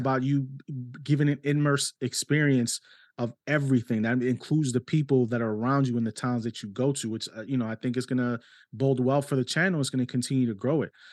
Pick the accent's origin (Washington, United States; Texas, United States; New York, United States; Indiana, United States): New York, United States; New York City; accent: New York Spanish; it's a New York Spanish 'cause I was born in New York City